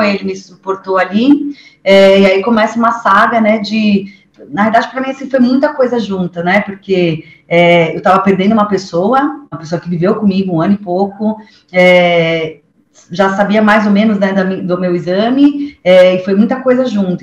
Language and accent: Portuguese; São Paulo, Brazil; eu sou paulista, né? Nasci aqui